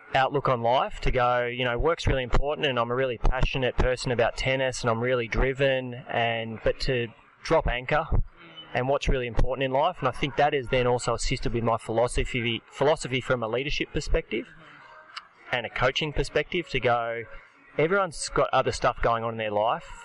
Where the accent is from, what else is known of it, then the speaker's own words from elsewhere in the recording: Australia; I'm definitely Aussie